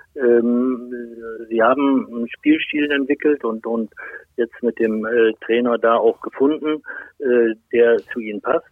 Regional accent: Lohne, Lower Saxony, Germany; ich komme ja aus, aus Lohne, das ist nicht so weit weg von Osnabrück

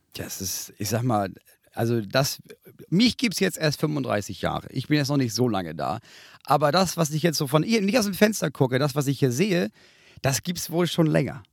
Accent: Northern Germany, Germany; ich bin aufgewachsen in der Nähe vom Strand

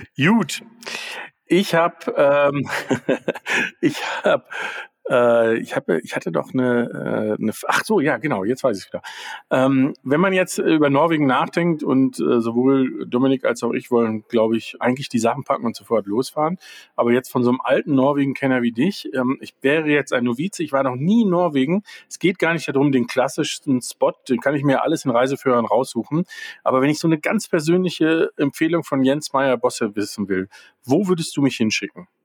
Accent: Germany; bei uns in Deutschland

